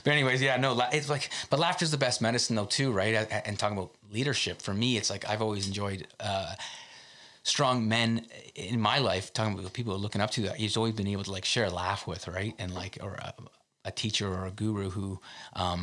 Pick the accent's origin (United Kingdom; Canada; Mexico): Canada; as a Canadian, we talk a lot about public health care, and that means a lot to us